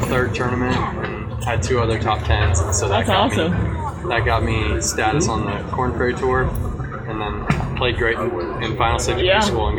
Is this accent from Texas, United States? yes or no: yes; San Antonio, Texas, United States; also born or lived in Charleston; I grew up in San Antonio.